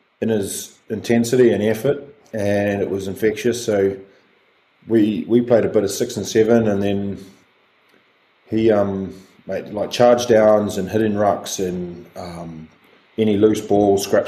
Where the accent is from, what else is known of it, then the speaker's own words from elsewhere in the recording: Rotorua, Bay of Plenty, New Zealand; growing up in Rotorua.